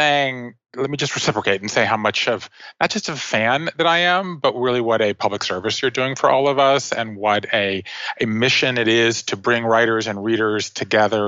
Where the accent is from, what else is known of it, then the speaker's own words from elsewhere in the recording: Savannah, Georgia, United States; moved away; I grew up in Savannah, Georgia